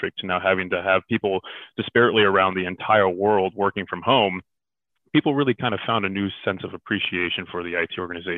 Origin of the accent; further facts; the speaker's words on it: Silicon Valley, Bay Area, California, United States; originally I'm from California, born and raised in the Silicon Valley in the Bay Area